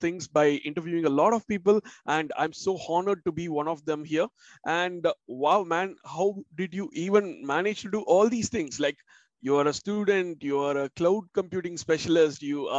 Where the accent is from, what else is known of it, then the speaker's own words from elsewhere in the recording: Chennai, Tamil Nadu, India; moved away as an adult; now in London, United Kingdom; I'm originally from Chennai, India